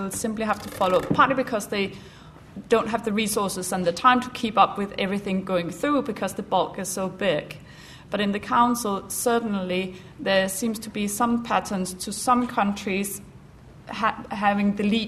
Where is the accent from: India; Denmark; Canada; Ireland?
Denmark; now in United Kingdom; I'm from Denmark